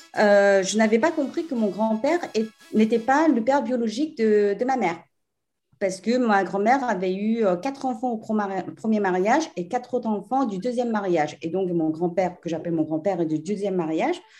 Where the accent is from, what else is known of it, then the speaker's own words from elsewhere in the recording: France; also born or lived in South Korea; now in England, United Kingdom; je suis française